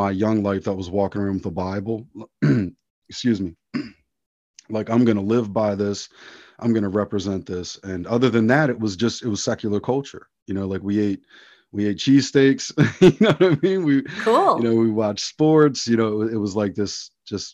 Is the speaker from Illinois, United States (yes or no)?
no; outside of Philadelphia, Pennsylvania, United States; I grew up very secular outside of Philadelphia, Pennsylvania